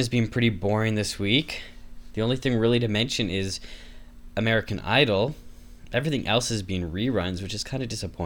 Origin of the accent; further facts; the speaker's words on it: Canada; I'm Canadian